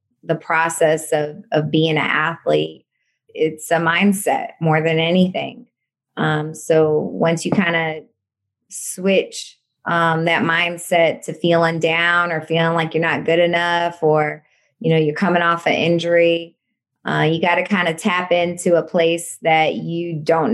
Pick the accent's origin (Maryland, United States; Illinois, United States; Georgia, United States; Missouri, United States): Missouri, United States; St. Louis; I grew up in St. Louis